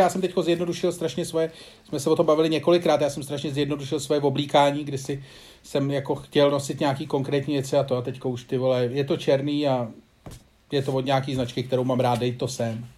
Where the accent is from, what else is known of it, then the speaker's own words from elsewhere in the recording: Czechia; kdo jako Češi jsme